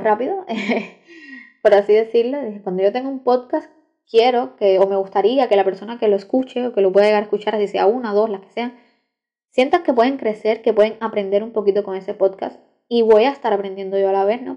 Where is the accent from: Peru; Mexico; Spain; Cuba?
Cuba; soy cubana, soy estudiante de Derecho en la Universidad de La Habana, aquí en Cuba